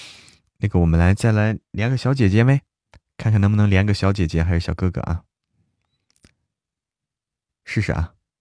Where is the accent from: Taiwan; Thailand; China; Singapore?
China; Hebei; now in Chengdu, China; 对，河北，河北人。